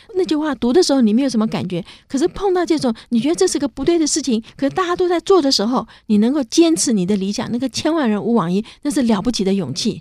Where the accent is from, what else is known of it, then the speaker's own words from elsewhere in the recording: Taiwan; 我觉得我是回台湾教书，好，已经在中正大学教书，那时候我那一年是四十四岁